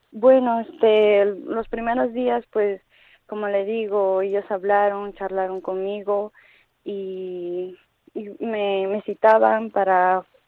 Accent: Ecuador; now in Toledo, Spain; soy de Hispanoamérica, soy de Ecuador y bueno, he llegado hace 11 años aquí con mi madre, con mi hermana

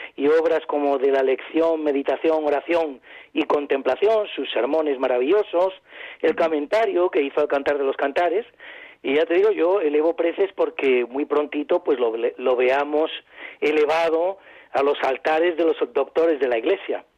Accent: Madrid, Community of Madrid, Spain; yo soy madrileño de nacimiento

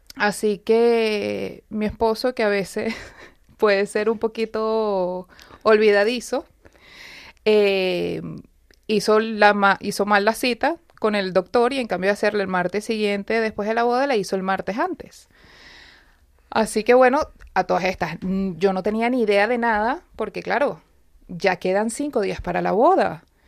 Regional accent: Venezuela; moved away as an adult; now in Madrid, Spain; Yo vengo de Venezuela, tengo 10 años en España

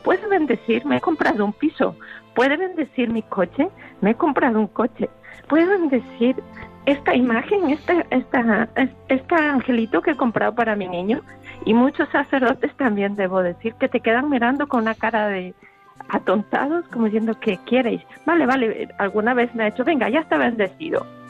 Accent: Ecuador; now in Spain; Yo soy ecuatoriana

